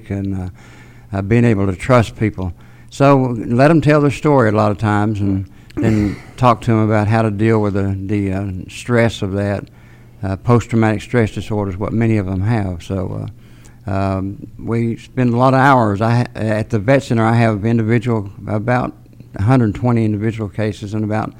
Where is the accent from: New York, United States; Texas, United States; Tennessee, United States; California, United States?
Tennessee, United States; Chattanooga; I was born and raised here in Chattanooga